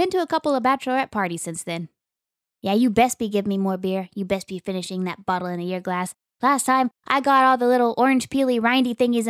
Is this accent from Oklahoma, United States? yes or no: yes; Oklahoma, United States; I grew up in Western Oklahoma, so there's a lot of Western heritage that goes on there.